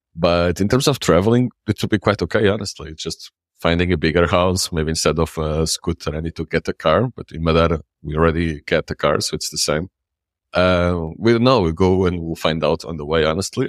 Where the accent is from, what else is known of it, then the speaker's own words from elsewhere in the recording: Lisbon, Portugal; English is a second language; moved away as an adult; now in Madeira, Portugal; I grew up in the city, I grew up in Lisbon